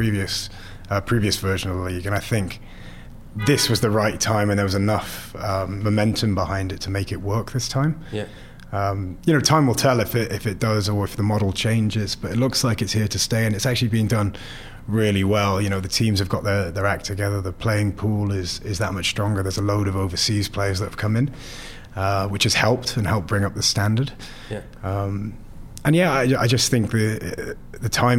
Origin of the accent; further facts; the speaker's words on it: Cardiff, Wales, United Kingdom; moved away; So I was born and raised in Cardiff, in Thornhill